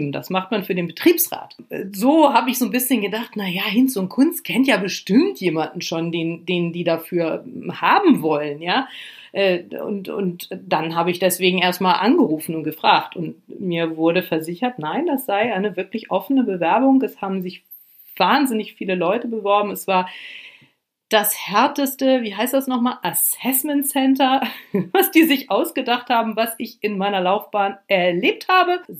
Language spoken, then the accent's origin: German; Lower Saxony, Germany; also ich komme vom Land, aus Niedersachsen und wollte die große weite Welt kennenlernen